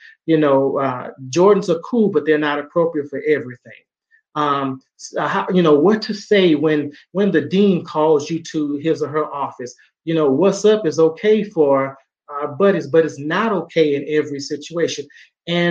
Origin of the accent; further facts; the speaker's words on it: Southeast Texas, United States; a young Black man growing up in Southeast Texas